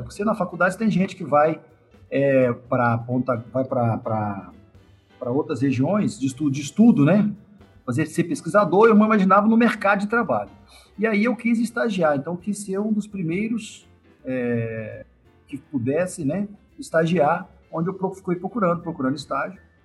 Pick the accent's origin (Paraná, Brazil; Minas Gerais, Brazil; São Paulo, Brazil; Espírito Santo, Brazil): Espírito Santo, Brazil; Pancas; eu sou um capixaba, né? Nascido no interior do estado, no, na cidade chamada Pancas